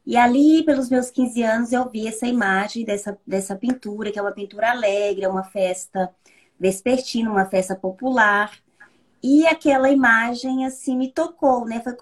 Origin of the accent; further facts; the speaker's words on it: Tocantins, Brazil; moved away as an adult; also born or lived in Ribeirão Preto, São Paulo; now in France; voltei para o meu estado de origem, que é o Tocantins.